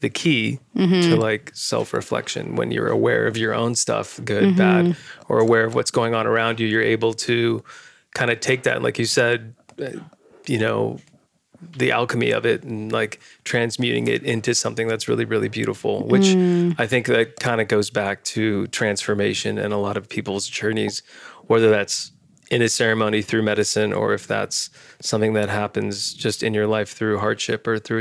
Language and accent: English; San Diego, California, United States; I'm Indian, but I grew up here. And so I'm first generation born here. So I have a huge part of me that's totally American